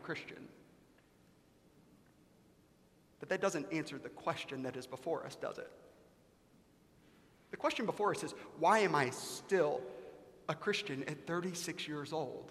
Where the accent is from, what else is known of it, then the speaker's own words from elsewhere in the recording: South Carolina, United States; I grew up in the United States of America in South Carolina in the early 1990s